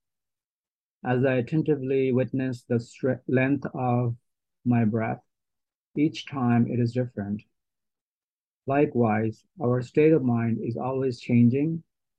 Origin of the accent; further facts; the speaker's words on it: Bangladesh; I was born in Bangladesh into a Muslim family and raised to practice Islam